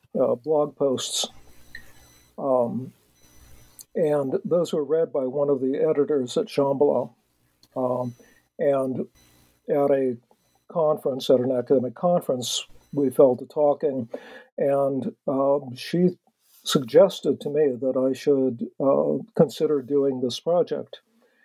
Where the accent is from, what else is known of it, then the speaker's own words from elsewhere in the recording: South Bay, south of San Francisco, California, United States; I grew up in the South Bay, south of San Francisco